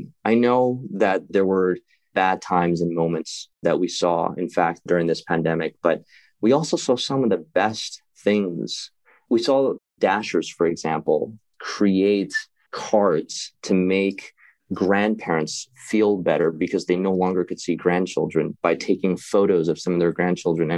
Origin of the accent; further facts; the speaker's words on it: Midwest, United States; moved away; where I grew up in the Midwest